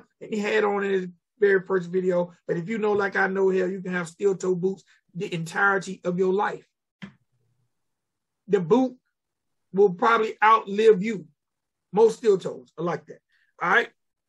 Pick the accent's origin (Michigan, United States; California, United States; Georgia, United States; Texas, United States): Georgia, United States; middle; A lot of artists from my hometown or smaller hometowns tend to have that flow.